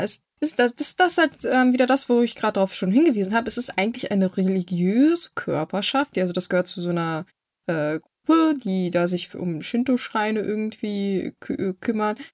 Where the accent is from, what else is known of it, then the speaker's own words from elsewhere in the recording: Germany; bei uns in Deutschland